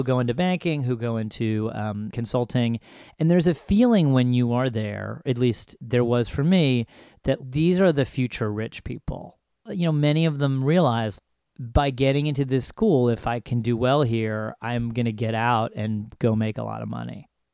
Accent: Ithaca, New York, United States; I grew up in Ithaca, New York, which is about four and a half hours north of New York City.

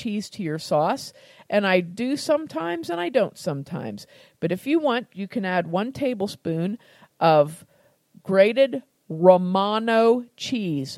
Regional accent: United States; I'm American

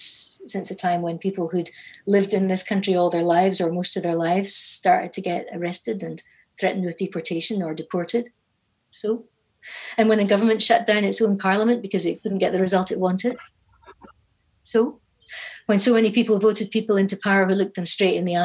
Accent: Inverness, Scotland, United Kingdom; growing up in Inverness

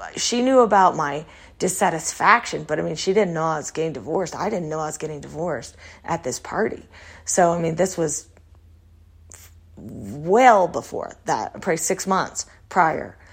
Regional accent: Texas, United States; when I grew up in Texas

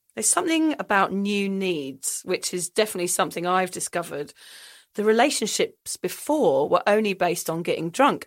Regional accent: England, United Kingdom; now in Sunshine Coast, Australia; I also find it difficult being English in Australia

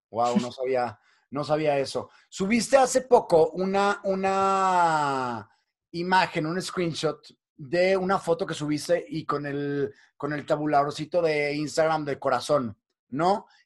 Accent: Mexico; ¿De qué no queremos hablar como sociedad mexicana, como sociedad

